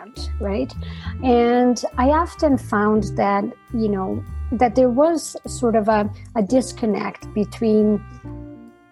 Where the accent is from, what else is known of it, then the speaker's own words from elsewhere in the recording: Brazil; moved away; I was coming from Brazil